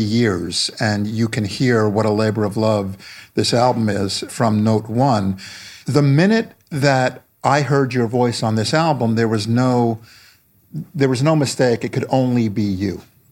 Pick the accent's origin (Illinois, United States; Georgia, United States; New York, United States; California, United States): New York, United States; as a kid growing up in New York in the 70s